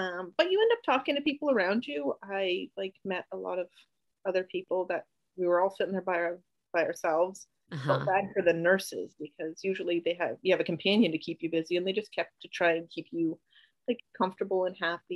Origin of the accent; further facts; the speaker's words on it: Canada; now in United States; I'm Canadian. My whole family's up in Canada